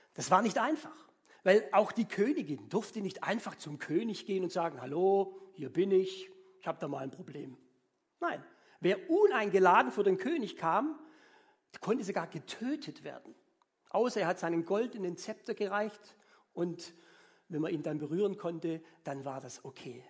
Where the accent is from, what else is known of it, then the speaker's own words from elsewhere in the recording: Swabia, Germany; ich als Schwabe